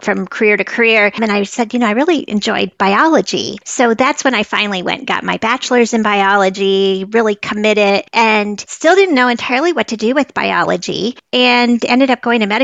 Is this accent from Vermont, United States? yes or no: yes; northern Vermont, United States; I grew up in northern Vermont, right up near the Canadian border